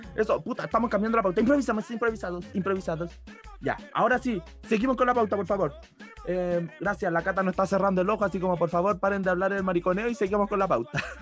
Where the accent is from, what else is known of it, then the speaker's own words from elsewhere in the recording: Concón, Valparaíso, Chile; yo soy oriundo de Concord.